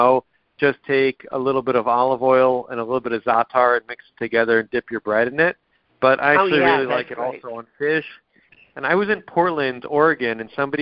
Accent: Israel; moved away; I grew up in Israel

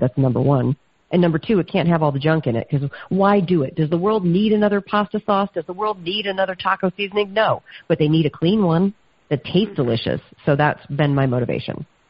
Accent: the South, United States; I'm from the South

